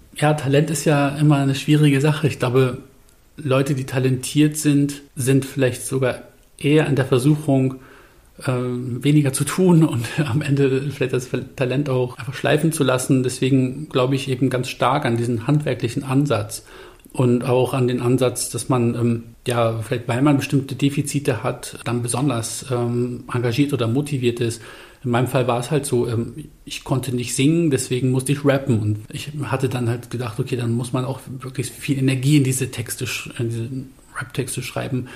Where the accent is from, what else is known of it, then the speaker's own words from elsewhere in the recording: Bremen, Germany; ich bin ja da in der Nähe vom Findorf-Markt aufgewachsen